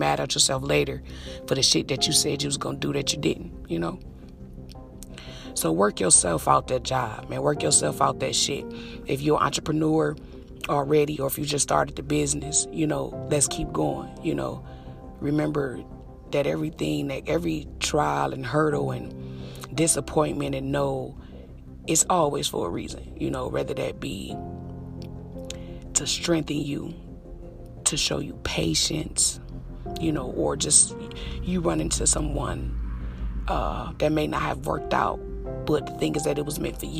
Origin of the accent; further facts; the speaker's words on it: Detroit, Michigan, United States; I'm from Detroit.